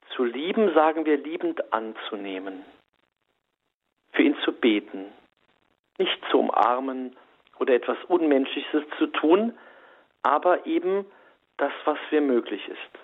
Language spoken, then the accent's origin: German; Saarland, Germany; also born or lived in Saarbrücken; ich wohne ja in Saarbrücken, ich bin auch Saarländer